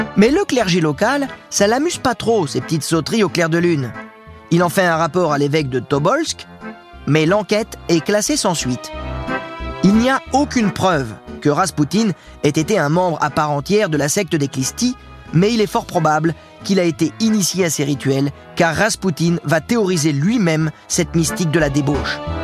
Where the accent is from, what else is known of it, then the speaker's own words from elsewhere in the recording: France; Chez nous en France